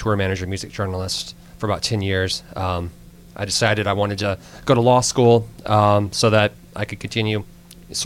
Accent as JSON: {"language": "English", "region": "Alabama", "country": "United States", "moved": "yes", "said": "I'm actually originally from Alabama"}